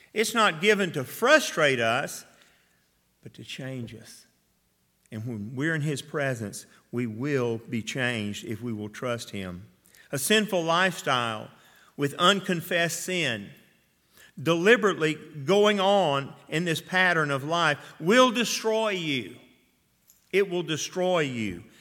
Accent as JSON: {"language": "English", "town": "Atlanta", "region": "Georgia", "country": "United States", "tie": "born or raised there", "said": "I grew up in Atlanta."}